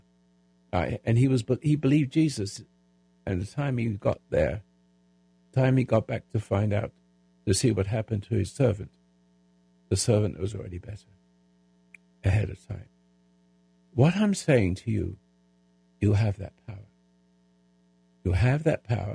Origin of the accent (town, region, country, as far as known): England, United Kingdom; now in United States